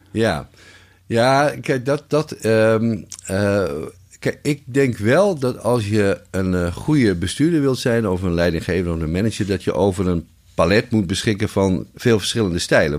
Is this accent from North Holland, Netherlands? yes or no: no; Friesland, Netherlands; als Fries